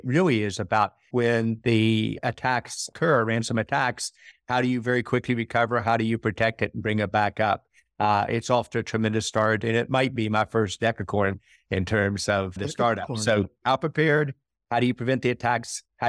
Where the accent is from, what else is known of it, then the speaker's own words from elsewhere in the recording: West Virginia, United States; And then in my home state of West Virginia, about a startup state.